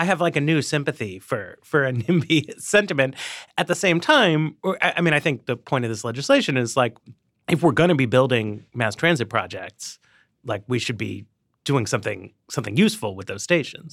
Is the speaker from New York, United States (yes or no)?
yes; New York City, New York, United States; moved away; I grew up in Manhattan